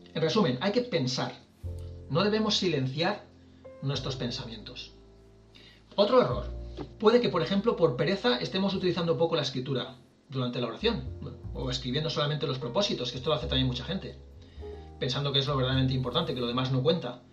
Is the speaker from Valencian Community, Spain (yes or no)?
yes; Valencian Community, Spain; Somos valencianos mayores